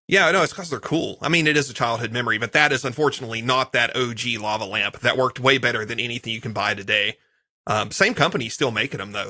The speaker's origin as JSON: {"language": "English", "region": "Eastern Kentucky", "country": "United States", "tie": "born or raised there", "moved": "yes", "lives_now": "Graham, United States", "said": "I'm in the, from the South. I was from Eastern Kentucky, middle of nowhere"}